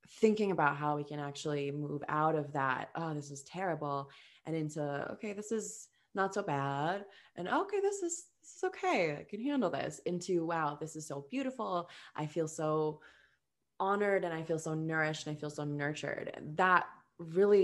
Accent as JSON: {"language": "English", "region": "Minnesota", "country": "United States", "said": "we're from Minnesota"}